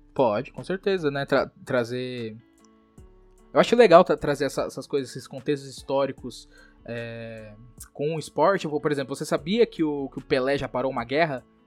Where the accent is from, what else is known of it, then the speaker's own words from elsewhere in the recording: Brazil; a gente é brasileiro